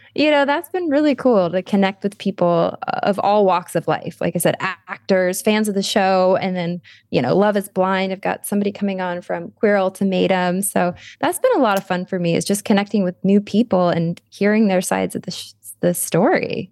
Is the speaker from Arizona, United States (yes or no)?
yes; Arizona, United States; We're both from Arizona